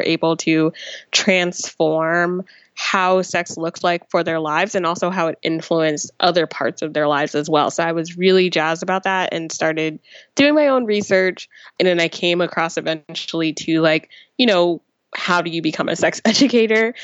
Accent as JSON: {"language": "English", "region": "New Jersey", "country": "United States", "tie": "born or raised there", "said": "I grew up in New Jersey"}